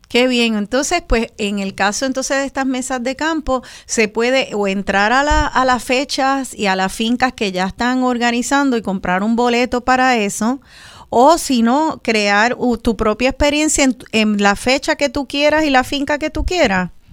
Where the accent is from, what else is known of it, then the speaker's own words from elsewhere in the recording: Puerto Rico; somos las boricuas y los boricuas